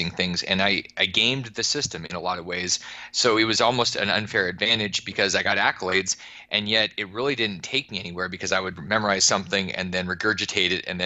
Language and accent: English; just outside of Anchorage, Alaska, United States; I grew up just outside of Anchorage, so it's kind of the civilization part of Alaska